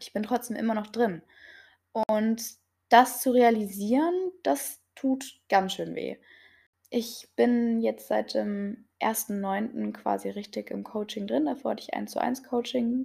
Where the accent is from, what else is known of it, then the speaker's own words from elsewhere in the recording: near Gifhorn, Lower Saxony, Germany; ich komme aus Niedersachsen, aus der Nähe von Gifhorn